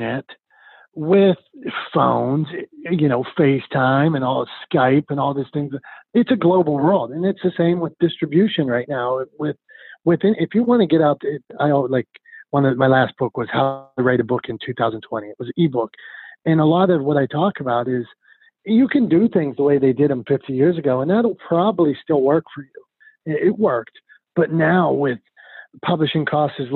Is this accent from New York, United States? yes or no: no; Pittsburgh, Pennsylvania, United States; I'm a guy from Pittsburgh who grew up getting beat up